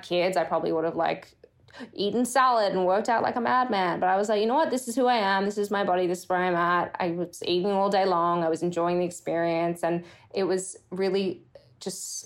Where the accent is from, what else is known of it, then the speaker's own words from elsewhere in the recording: Brisbane, Queensland, Australia; moved away as an adult; now in United States; growing up in Australia, you know, I'm from Brisbane, Australia